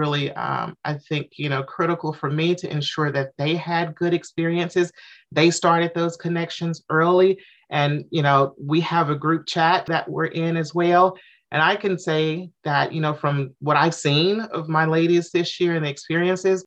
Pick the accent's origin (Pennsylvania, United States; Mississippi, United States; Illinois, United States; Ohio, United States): Mississippi, United States; Jackson; moved away as an adult; now in Atlanta, United States; I moved to Atlanta in 2008. I'm originally from Mississippi, Jackson, Mississippi